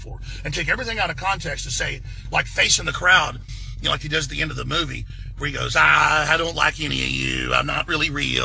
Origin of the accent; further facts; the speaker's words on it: Texas, United States; accent: Texas; I do have a Texas accent. I am from Texas.